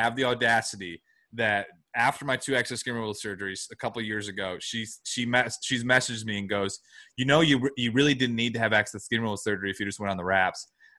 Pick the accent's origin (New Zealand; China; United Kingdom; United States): United States; Michigan; I'm from Michigan.